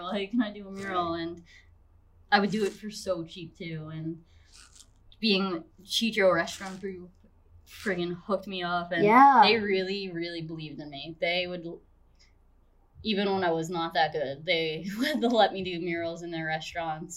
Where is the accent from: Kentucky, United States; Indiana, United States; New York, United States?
New York, United States; moved away as an adult; also born or lived in Westchester; now in Tampa, United States; I'm from New York